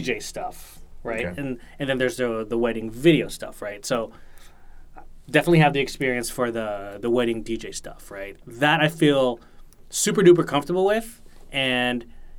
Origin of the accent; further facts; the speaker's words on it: Bay Area, California, United States; moved away as an adult; also born or lived in San Jose / New York; I had been living in San Jose at the time. I had been growing up in the Bay Area.